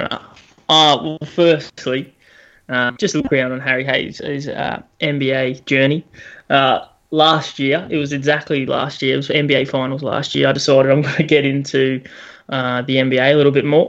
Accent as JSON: {"language": "English", "country": "Australia", "said": "as an Aussie"}